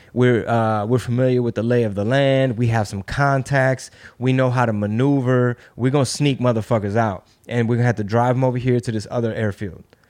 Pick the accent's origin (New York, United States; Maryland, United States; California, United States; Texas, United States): Texas, United States; Houston; I'm from Texas, I'm Mexican